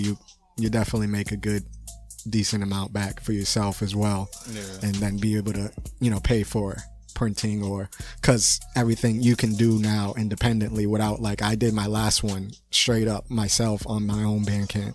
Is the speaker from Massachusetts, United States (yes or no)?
yes; Boston, Massachusetts, United States; I was born in Boston City Hospital, so I'm a Bostonian